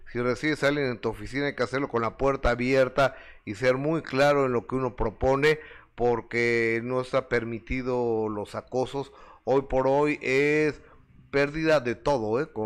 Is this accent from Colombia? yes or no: no; Mexico City, Mexico; De aquí de la Ciudad de México.